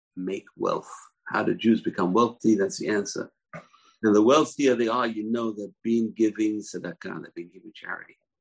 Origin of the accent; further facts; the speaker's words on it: London, United Kingdom; When I was growing up in London